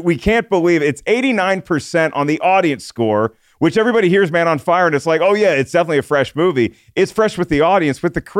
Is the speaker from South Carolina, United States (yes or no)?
no; North Carolina, United States; I'm from North Carolina.